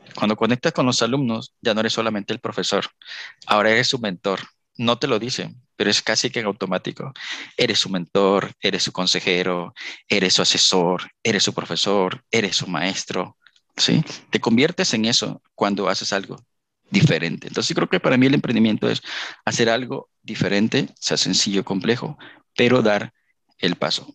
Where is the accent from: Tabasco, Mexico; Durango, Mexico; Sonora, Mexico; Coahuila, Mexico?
Tabasco, Mexico; Villahermosa; moved away as an adult; also born or lived in Poza Rica, Veracruz / Querétaro; yo soy de Villahermosa, Tabasco